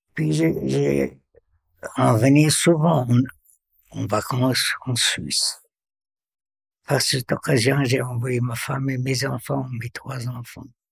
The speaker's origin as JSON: {"language": "French", "town": "Beirut", "region": "Beirut Governorate", "country": "Lebanon", "tie": "born or raised there", "moved": "as an adult", "lives_now": "Sierre, Switzerland", "said": "J'ai grandi au, à Beyrouth. Je suis libanais"}